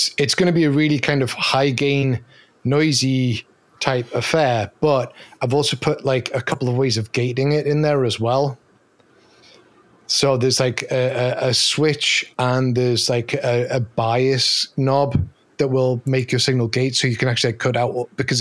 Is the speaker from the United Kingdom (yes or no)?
yes; Newcastle upon Tyne, North East England, United Kingdom; accent: Geordie; So I am from Newcastle, which is in the northeast of England